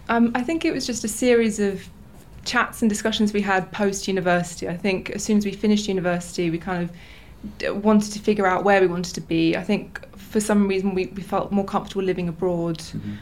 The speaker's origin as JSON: {"language": "English", "region": "England", "country": "United Kingdom", "tie": "born or raised there", "moved": "as an adult", "lives_now": "Novi Sad, Serbia", "said": "born and raised in England"}